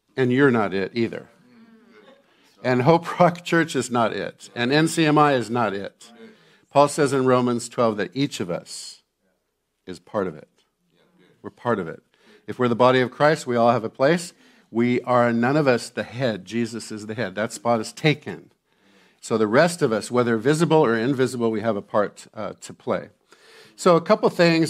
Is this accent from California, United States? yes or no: yes; Santa Barbara, California, United States; I grew up in Santa Barbara, California, at the beach